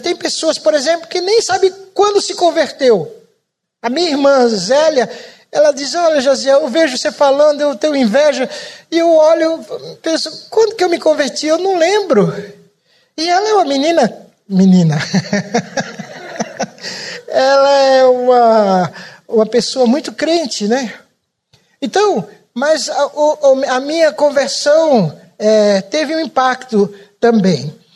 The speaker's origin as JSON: {"language": "Portuguese", "region": "Pernambuco", "country": "Brazil", "also_born_or_lived": "São Paulo", "moved": "yes", "said": "eu não sou baiano, eu sou pernambucano."}